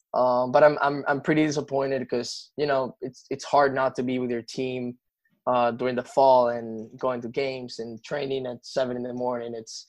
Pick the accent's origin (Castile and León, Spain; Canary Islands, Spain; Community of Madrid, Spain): Community of Madrid, Spain; Madrid; born there; English is a second language; Well, I must say I was born in Madrid and my all-time favorite team is Real Madrid